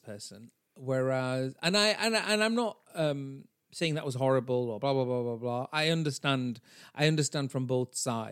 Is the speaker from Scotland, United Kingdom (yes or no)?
no; Bradford, Yorkshire and the Humber, United Kingdom; I am a brown bitch from Bradford, even though I'm British and not American